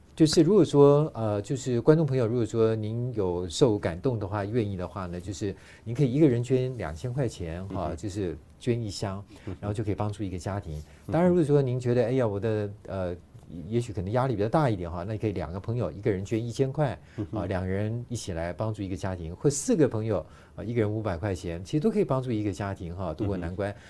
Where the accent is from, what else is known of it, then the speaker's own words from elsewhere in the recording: Taiwan; 我们台湾人